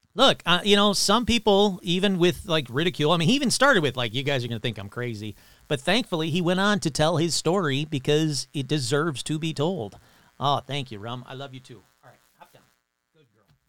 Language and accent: English; Sterling Heights, Michigan, United States; I grew up in Sterling Heights, Michigan